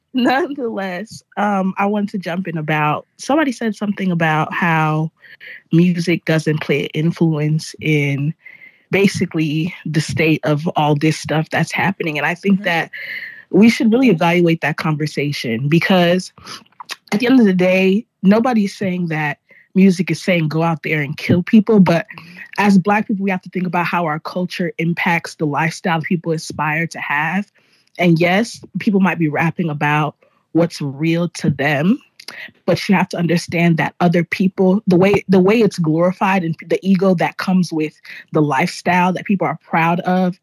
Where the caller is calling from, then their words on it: Los Angeles, California, United States; Yeah, I am recording live from Los Angeles.